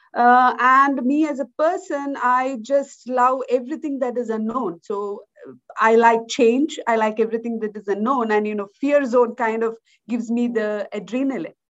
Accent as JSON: {"language": "English", "country": "India", "tie": "born or raised there", "moved": "as an adult", "lives_now": "Switzerland", "said": "I was born in India, in a rural part of India, and I grew up in India. Uh, I moved out of India in uh, when I was about 21, 22"}